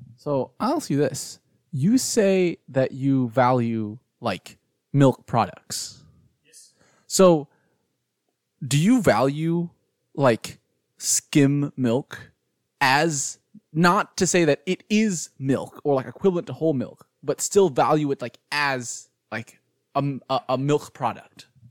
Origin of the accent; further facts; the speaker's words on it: Houston, Texas, United States; I'm from Houston